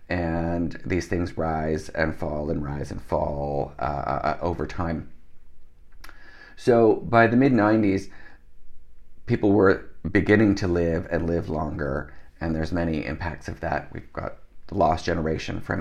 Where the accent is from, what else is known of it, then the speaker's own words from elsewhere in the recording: Canada; also born or lived in Netherlands; I was born in Holland. My parents moved to Canada when I was a small child.